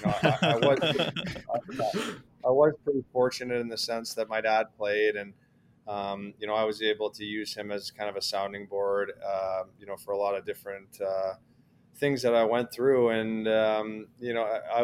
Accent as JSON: {"language": "English", "town": "Toronto", "region": "Ontario", "country": "Canada", "tie": "born or raised there", "said": "I grew up in the Toronto area"}